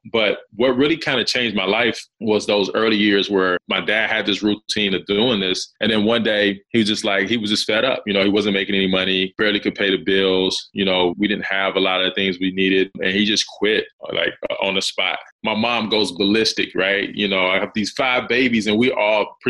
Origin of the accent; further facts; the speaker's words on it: South Carolina, United States; growing up in South Carolina, man, it's rural area, right? So I grew up in this rural area.